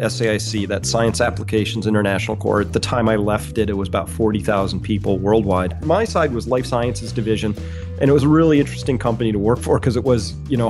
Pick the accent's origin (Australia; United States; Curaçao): United States; Mansfield Center, Connecticut; I grew up in Mansfield Center, Connecticut, which is near Storrs, Connecticut, so kind of rural.